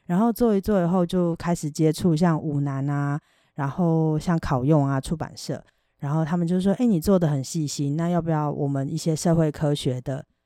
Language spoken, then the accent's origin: Chinese; Taiwan; 我就是一个台湾人